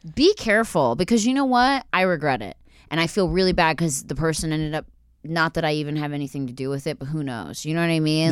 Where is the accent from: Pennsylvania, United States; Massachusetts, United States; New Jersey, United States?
Pennsylvania, United States; Philadelphia; I'm from Philly